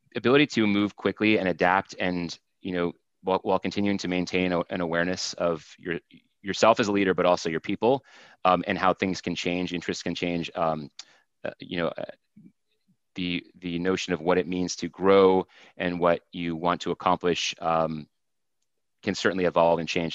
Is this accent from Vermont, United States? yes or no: yes; Vermont, United States; I grew up in Vermont, and so worked in a bunch of places.